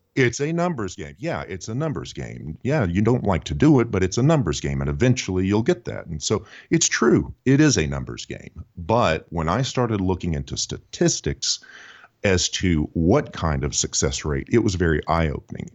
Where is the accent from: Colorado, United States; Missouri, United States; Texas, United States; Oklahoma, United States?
Texas, United States; Houston; now in Nashville, United States; I do uh, live and uh, work in the greater Nashville community. I'm originally from Houston, Texas